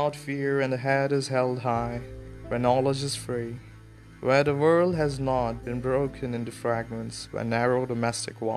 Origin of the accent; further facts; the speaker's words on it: India; we Indians